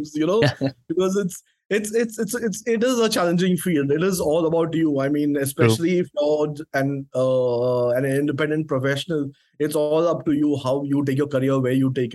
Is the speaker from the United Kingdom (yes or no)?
no; India; I'm from India